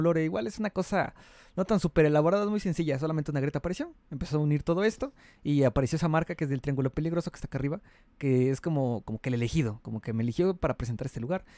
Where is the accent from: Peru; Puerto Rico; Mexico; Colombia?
Mexico; soy de México, y pues aquí ya sabes que aquí hay varios lugares arqueológicos bonitos